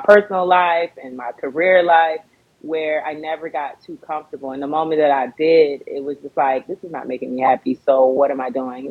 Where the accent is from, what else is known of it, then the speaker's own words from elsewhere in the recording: Fort Lauderdale, Florida, United States; also born or lived in Baltimore, Maryland; now in Los Angeles, United States; born and raised in Fort Lauderdale, Florida